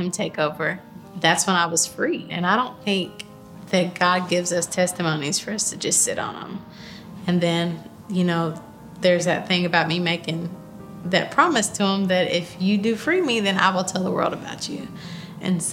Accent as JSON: {"language": "English", "town": "Clarksville", "region": "Tennessee", "country": "United States", "tie": "born or raised there", "said": "I grew up in Clarksville, Tennessee"}